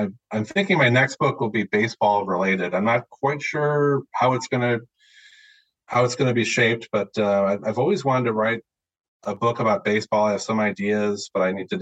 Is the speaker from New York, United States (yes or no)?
yes; Central New York, United States; moved away; also born or lived in Cleveland / San Diego; I grew up in Central New York, so it's Yankee country